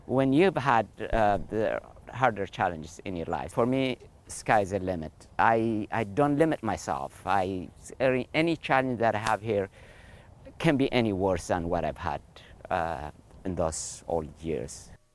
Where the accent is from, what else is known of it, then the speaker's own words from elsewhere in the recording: Eritrea; moved away; I am originally from Eritrea